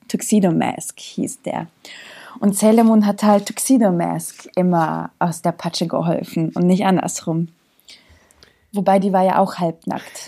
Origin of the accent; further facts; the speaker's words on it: Zagreb, City of Zagreb, Croatia; also born or lived in Bosnia and Herzegovina; now in Germany; ich bin in Kroatien geboren. Ich komme aus Jugoslawien, aber ich bin in Zagreb geboren.